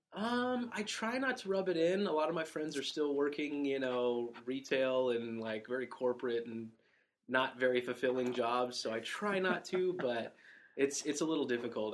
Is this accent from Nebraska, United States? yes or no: no; San Diego, California, United States; moved away as an adult; I was born and raised in San Diego, California